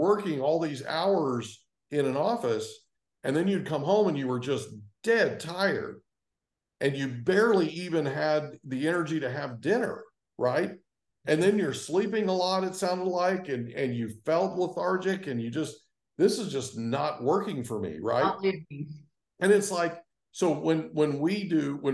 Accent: Oklahoma, United States; I grew up in Oklahoma and it was farming

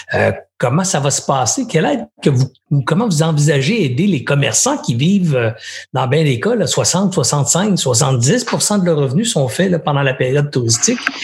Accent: Longueuil, Quebec, Canada; j'ai grandi à Longueuil

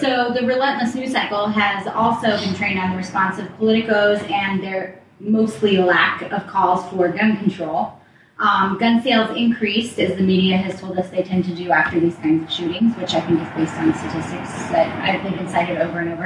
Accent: Colorado, United States; I'm from Colorado, right. and I grew up uh, in a rural area around guns

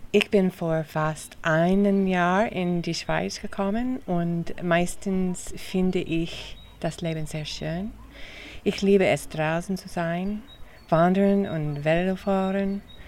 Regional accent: United States; German is a second language; moved away as an adult; now in Switzerland; Ich komme aus den USA

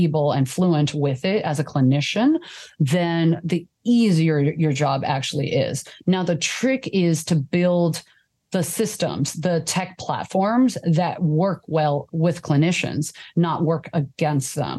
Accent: Taiwan; now in United States; I immigrated from Taiwan

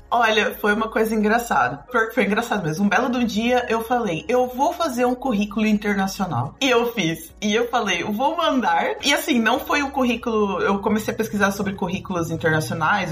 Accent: Brazil; moved away as an adult; also born or lived in Blumenau / Curitiba; now in Porto, Portugal; eu saí do Brasil

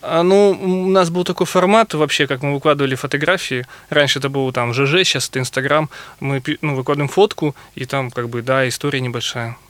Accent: Novosibirsk, Novosibirsk Oblast, Russia; я например, из Сибири, из Новосибирска

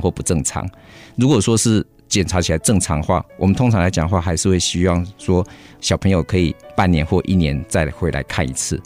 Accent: Taiwan; 我们台湾人

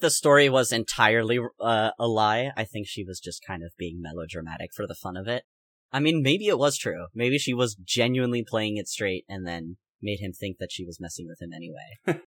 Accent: United States; I'm American

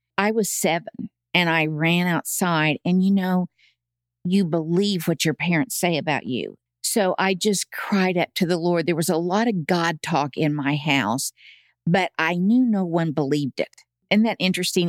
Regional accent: Tulsa, Oklahoma, United States; moved away as an adult; also born or lived in Edmond, Oklahoma; Born and raised in Tulsa

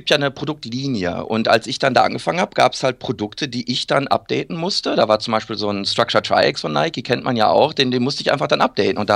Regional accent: Iserlohn, North Rhine-Westphalia, Germany; dann mit 16 angefangen, in meiner Heimatstadt Iserlohn bei Runners Point ein bisschen Schuhe zu verkaufen

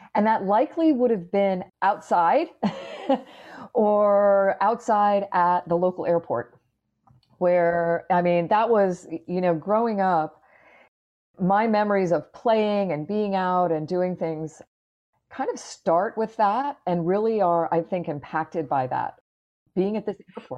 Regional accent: Clearwater, Florida, United States; up in Clearwater, Florida, which is just up the road from where I am right now

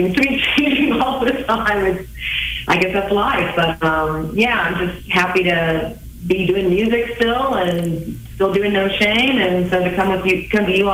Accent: Kansas City, United States; I'm from Kansas City, and for the past decade, I've been playing music around Kansas City and around the Midwest

